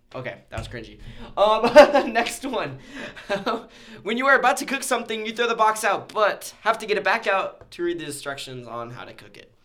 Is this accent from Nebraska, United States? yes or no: yes; Nebraska, United States; I'm a Nebraskan